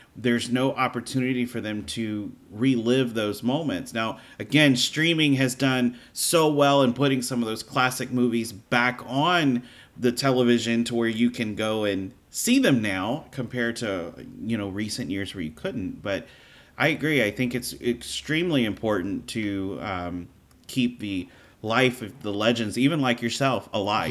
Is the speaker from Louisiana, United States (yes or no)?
yes; Louisiana, United States; moved away as an adult; also born or lived in Florida; I was born and raised in Louisiana